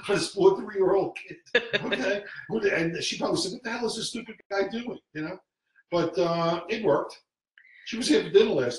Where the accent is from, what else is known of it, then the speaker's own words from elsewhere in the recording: New York City, New York, United States; I was raised in the Bronx by my mother and my grandmother